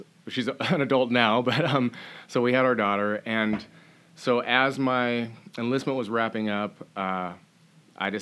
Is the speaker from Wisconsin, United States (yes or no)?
no; Bothell, Washington, United States; moved away as an adult; also born or lived in Kamehameha Island; I grew up in the Bothell area